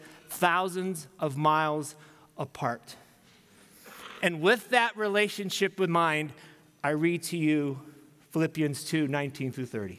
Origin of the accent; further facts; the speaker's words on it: United States; being American and what I'm used